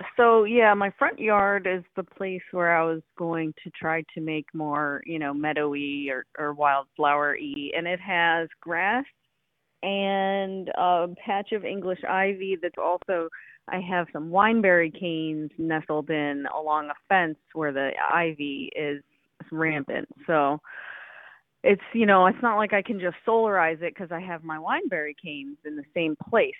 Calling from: Lawrence Township, New Jersey, United States; I am calling from Lawrence, New Jersey

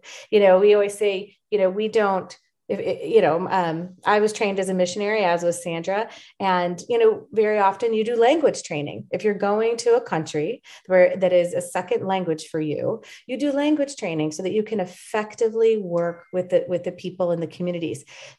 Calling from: Dallas, Texas, United States; I'm calling up from Dallas, Texas, USA right now.

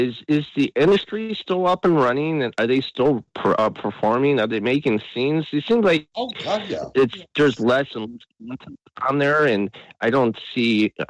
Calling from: Cleveland, Ohio, United States; This is … from Cleveland, Ohio. How you doing?

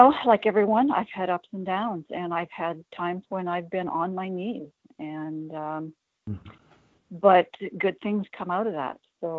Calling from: North Bay, Ontario, Canada; I'm calling from North Bay, Ontario, Canada.

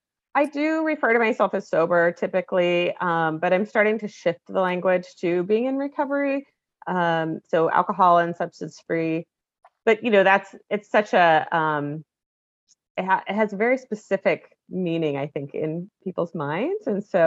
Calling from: Portland, Oregon, United States; Yeah, so I'm in Portland, Oregon, so the west coast of the state

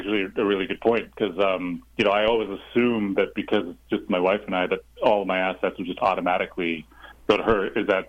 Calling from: Los Angeles, California, United States; I'm actually calling from sunny Los Angeles.

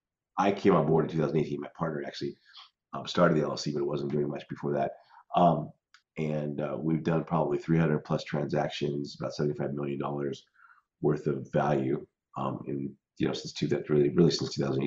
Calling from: Scottsdale, Arizona, United States; Scottsdale, Phoenix, Arizona.

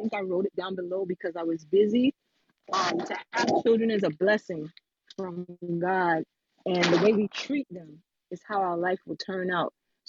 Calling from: Brooklyn, New York, United States; I'm coming from Brooklyn, New York.

